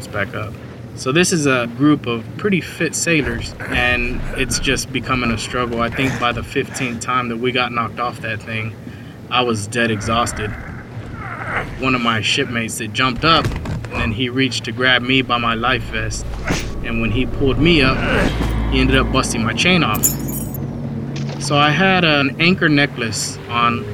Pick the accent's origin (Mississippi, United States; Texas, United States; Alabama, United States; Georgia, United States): Texas, United States; Dallas; I'm from Dallas, Texas